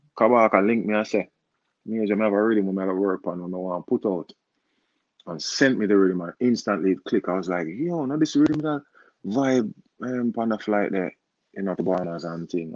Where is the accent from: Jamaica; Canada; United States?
Jamaica; I'm a Jamaican artist